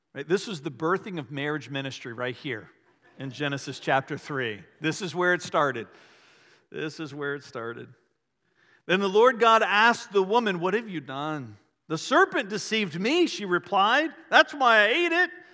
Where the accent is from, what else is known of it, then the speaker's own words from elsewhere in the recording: Varina, Virginia, United States; I grew up in the Episcopal Church when I was little in a little town called Verina in Henrico County, just outside of Richmond